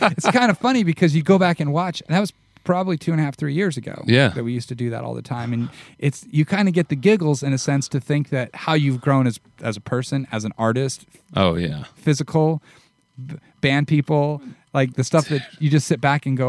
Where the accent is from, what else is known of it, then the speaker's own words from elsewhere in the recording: Nebraska, United States; And that's where, growing up in Nebraska.